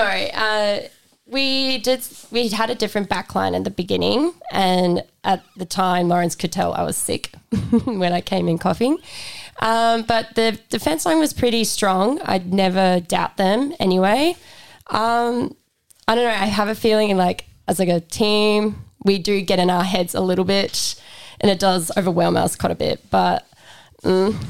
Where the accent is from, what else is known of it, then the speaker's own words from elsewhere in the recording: South Africa; now in Australia; I'm from South Africa, so moving to Australia was a really big thing